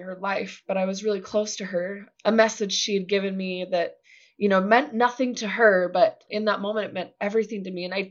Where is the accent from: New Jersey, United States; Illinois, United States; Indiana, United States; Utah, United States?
Utah, United States; Growing up in Utah